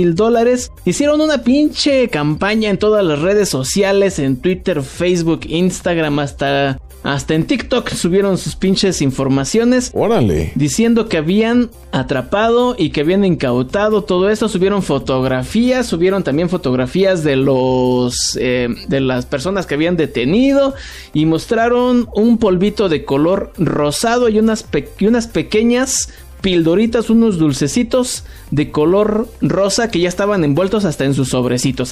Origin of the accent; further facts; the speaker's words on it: Mexico; yo soy un mexicano feliz